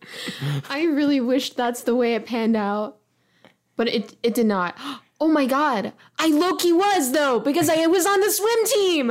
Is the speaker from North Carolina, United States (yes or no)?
yes; Charlotte, North Carolina, United States; accent: twang; moved away as an adult; also born or lived in Chicago, Illinois / Lockport, Illinois; now in Columbus, United States; there's an insane amount of diversity in Charlotte, North Carolina, where I'm from